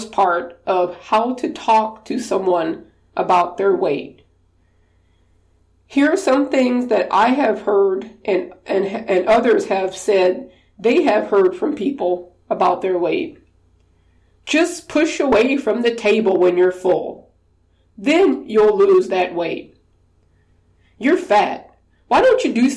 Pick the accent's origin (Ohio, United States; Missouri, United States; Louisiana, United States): Louisiana, United States; I'm from Louisiana, we did Mardi Gras parades